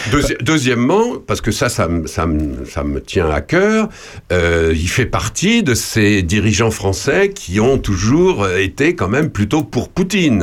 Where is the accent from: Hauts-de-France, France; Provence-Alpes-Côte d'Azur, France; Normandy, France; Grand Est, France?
Grand Est, France; Ardennes; je suis originaire des Ardennes, dans le nord de la France